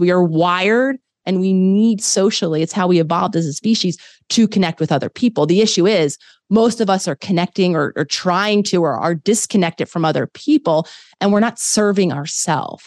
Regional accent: Philadelphia, Pennsylvania, United States; moved away as an adult; also born or lived in New York / Los Angeles; I grew up in Philadelphia

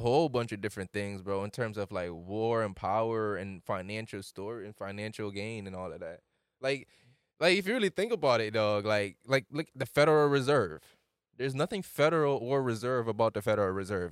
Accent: Jamaica; moved away; I'm from Jamaica

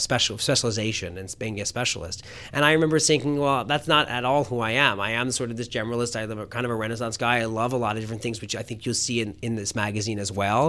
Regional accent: Philadelphia, Pennsylvania, United States; I grew up on, uh, on the main line of Philadelphia

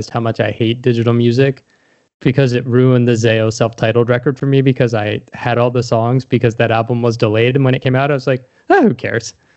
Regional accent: Gaithersburg, Maryland, United States; I'm from Gaithersburg

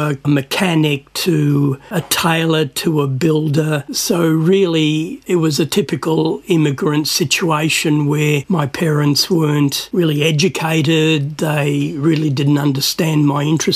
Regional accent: Melbourne, Victoria, Australia; also born or lived in Cyprus; I grew up in Sunshine and Footscray

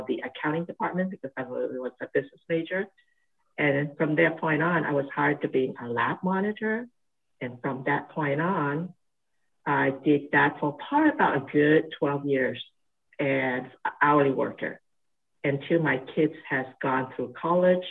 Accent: Honiara, Guadalcanal, Solomon Islands; moved away as an adult; also born or lived in Hong Kong / Australia; now in Santa Barbara, United States; Born and raised in a South Pacific island, and it's called the Solomon Islands, and was born in the island called Guadalcanal.

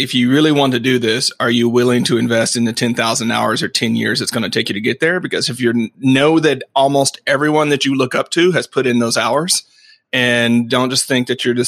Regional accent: Arkansas, United States; I grew up in Arkansas

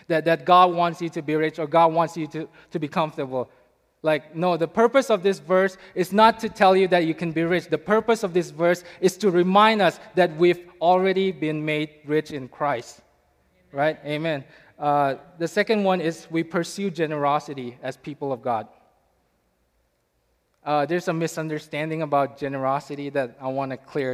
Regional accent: India; moved away as an adult; now in United States; I'm from India

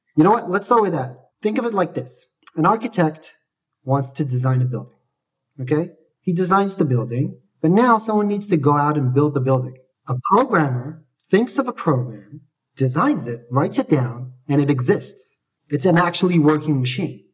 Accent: Australia; also born or lived in Jerusalem, Israel; I was born in Israel, but I grew up in Australia

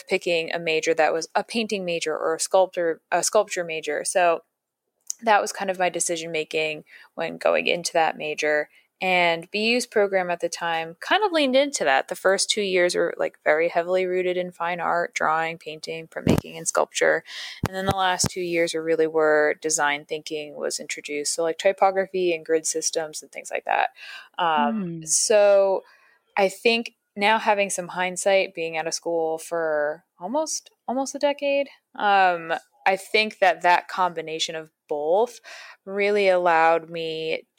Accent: Patterson, New York, United States; now in New York City, United States; I grew up about an hour and a half to 2 hours north of New York City in a smaller town called Paterson, New York.

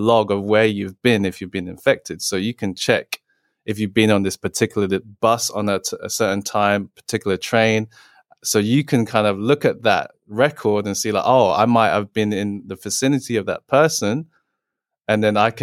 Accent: England, United Kingdom; I was born and raised in England.

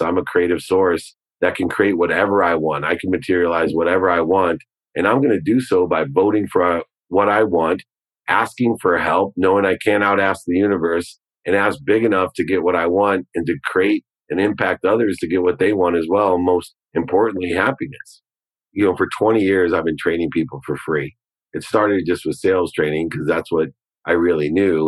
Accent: Ohio, United States; a Buckeye like me

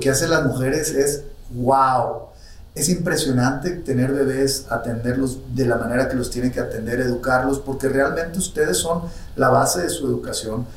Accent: Mexico; nuestro México queridísimo país del alma, soy más mexicano que el mole

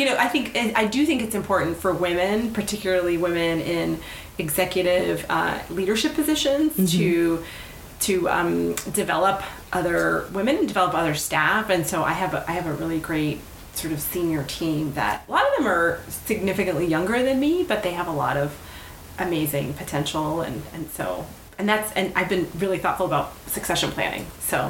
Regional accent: Miami, Florida, United States; moved away as an adult; I grew up in Miami around like a bunch of Cubans, Colombians, Venezuelans. I have a really weird accent.

